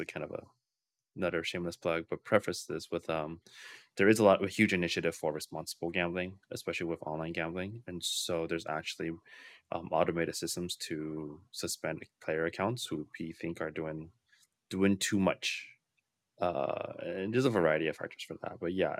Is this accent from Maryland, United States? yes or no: no; New York, United States; The culture of New York is, I'm a New Yorker.